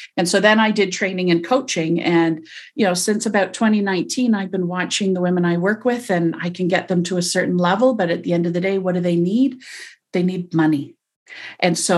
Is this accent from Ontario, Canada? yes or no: no; Montreal, Quebec, Canada; also born or lived in New Zealand; now in Toronto, Canada; I'm from Toronto. I was raised in Montreal, lived overseas in New Zealand for several years, came back to Toronto and have never left since.